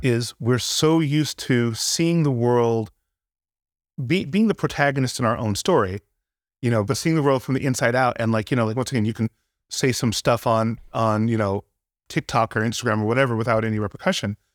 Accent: Santa Barbara, California, United States; moved away as an adult; growing up in Santa Barbara, I, I was into music

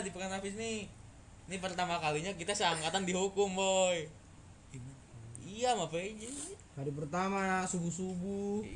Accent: Bandung, West Java, Indonesia; kan panas banget ya gua kan orang Bandung kagak kagak biasa panas lah

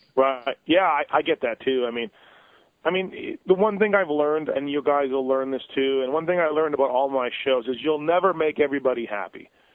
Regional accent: Canada; I'm from Canada, born and raised in Canada

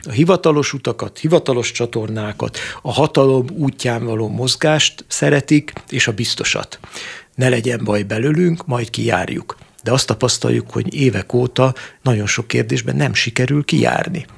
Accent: Great Hungarian Plain, Hungary; én alföldiként

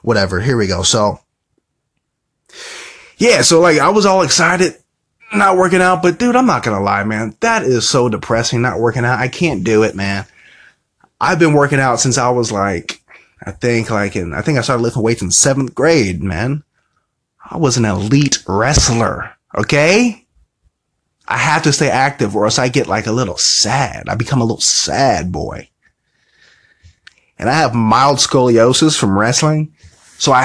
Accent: Indiana, United States; I'm from Indiana

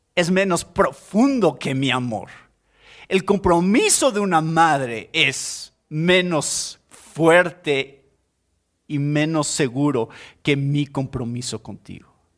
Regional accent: Mexico; Somos cristianos primero y esa es nuestra identidad primeramente y después somos mexicanos

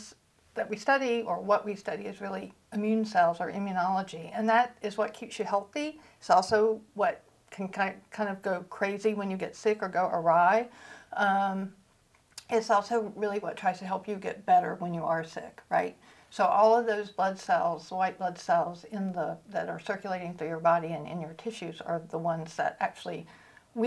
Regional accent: North Carolina, United States; also born or lived in San Diego; now in Georgia, United States; I grew up in North Carolina

